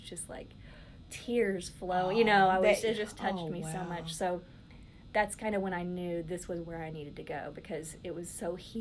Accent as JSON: {"language": "English", "town": "Dallas", "region": "Texas", "country": "United States", "tie": "born or raised there", "said": "I was born here in Dallas"}